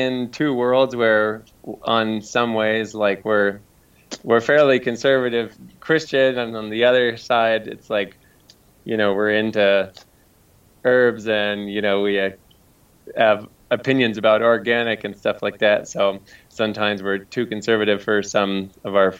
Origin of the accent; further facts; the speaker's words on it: Montana, United States; moved away as an adult; now in Denver, United States; I'm mostly from Montana